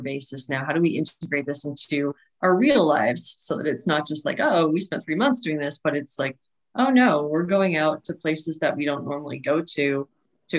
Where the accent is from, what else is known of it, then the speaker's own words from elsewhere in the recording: New England, United States; growing up in New England and taking trips to Maine